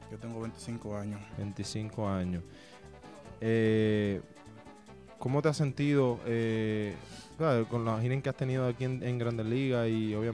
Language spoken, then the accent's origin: Spanish; Samaná, Dominican Republic; Soy República Dominicana.